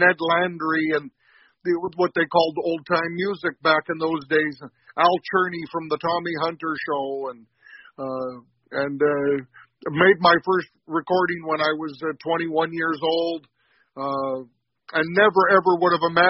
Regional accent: St. Paul, Alberta, Canada; I'm actually from St. Paul, Alberta.

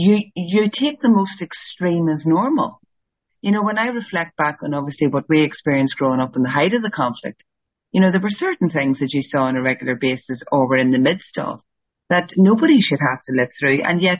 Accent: Ireland; But because we're Irish, we like to meander a bit.

